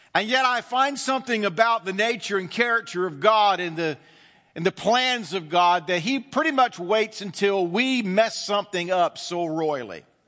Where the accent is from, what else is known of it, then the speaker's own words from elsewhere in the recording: the South, United States; growing up in the South